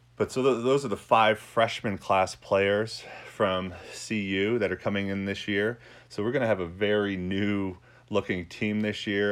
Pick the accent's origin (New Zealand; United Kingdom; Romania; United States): United States; New York; moved away as an adult; also born or lived in Dallas / Pennsylvania / Belgium; now in Colorado, United States; I was born in Dallas, um, but actually grew up in New York.